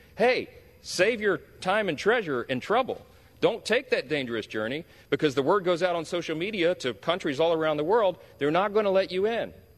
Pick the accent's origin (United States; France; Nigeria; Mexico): United States; Louisiana; my home state of Louisiana